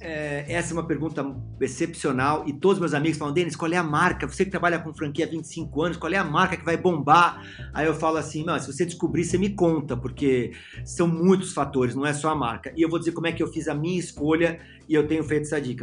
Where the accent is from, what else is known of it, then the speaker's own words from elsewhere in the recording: São Paulo, Brazil; Eu sou de São Paulo